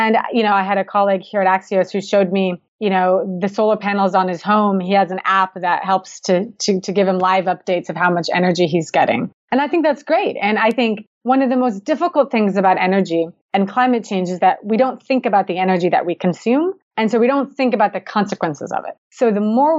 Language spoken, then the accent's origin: English; Seattle, Washington, United States; I'm from the Pacific Northwest, you know, Seattle, everybody knows it rains